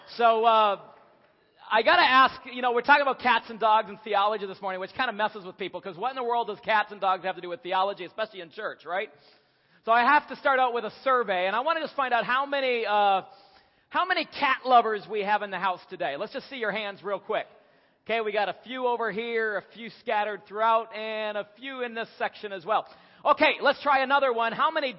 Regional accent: Ontario, Canada; also born or lived in Asia; now in Kentucky, United States; We live in Kentucky, but we'd rather be in Colorado climbing mountains. I'm originally from Ontario, Canada.

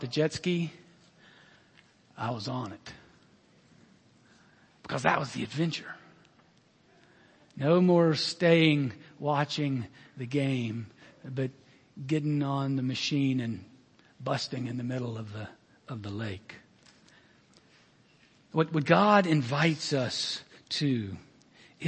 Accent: Alabama, United States; a 10-year-old boy growing up in Alabama

